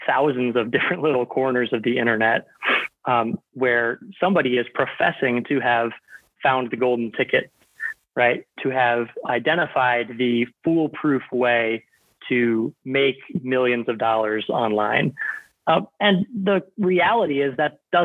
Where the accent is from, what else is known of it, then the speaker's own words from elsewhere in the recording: Tampa, Florida, United States; moved away as an adult; also born or lived in Indiana / Chicago; I was born and raised in just outside of Tampa, Florida